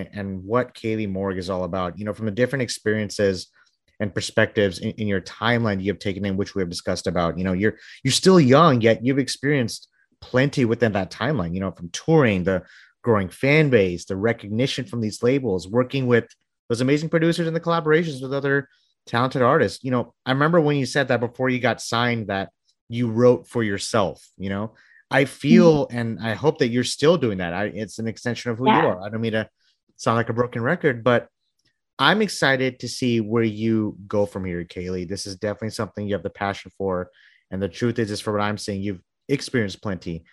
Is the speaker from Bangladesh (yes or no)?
yes; Bangladesh; moved away; My mom's a, she's a recording artist from back home. I'm from Bangladesh